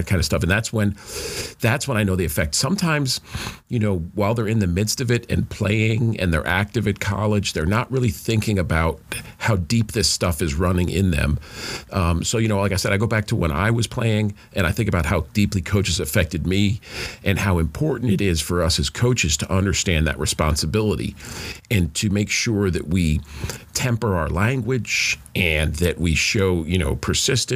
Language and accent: English; New York, United States; moved away; I grew up in New York